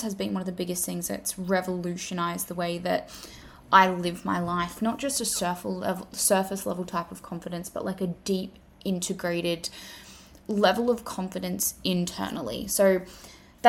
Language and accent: English; Australia; accent: Australian; As you can tell from my accent, I am an Australian female.